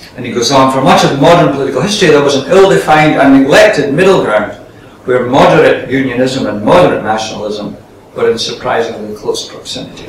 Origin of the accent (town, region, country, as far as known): Scotland, United Kingdom